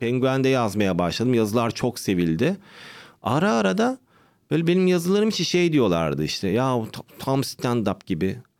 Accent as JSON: {"language": "Turkish", "region": "Istanbul", "country": "Turkey", "tie": "born or raised there", "said": "Doğma büyüme İstanbul. Anne baba, işte Sinop."}